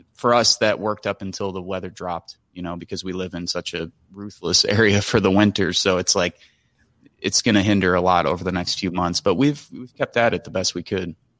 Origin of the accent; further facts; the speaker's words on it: Michigan City, Indiana, United States; also born or lived in Chicago, Illinois / Chesterton, Indiana; I grew up in Rust Belt towns like the south side of Chicago, Chesterton, Indiana, Michigan City, Indiana